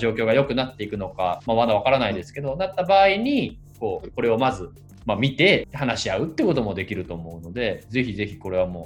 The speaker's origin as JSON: {"language": "Japanese", "town": "Himeji", "region": "Hyogo", "country": "Japan", "tie": "born or raised there", "said": "関西のフェス組が僕の出身地、姫路でなんかやらそうとしてくるんですけど。"}